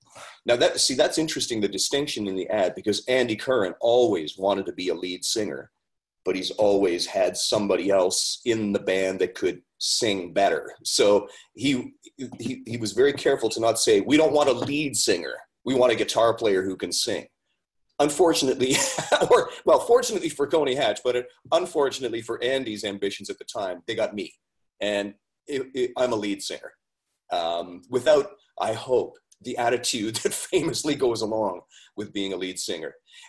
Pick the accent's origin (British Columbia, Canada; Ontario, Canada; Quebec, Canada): Ontario, Canada; also born or lived in Haliburton / Collingwood / Barrie; I'm from Northern Ontario originally, and I worked my way south one town at a time.